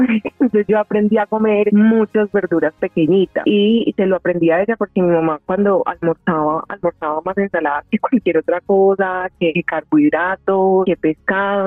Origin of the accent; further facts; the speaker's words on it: Medellín, Antioquia, Colombia; Nací en Medellín y soy fruto de una familia paisa y chocuana.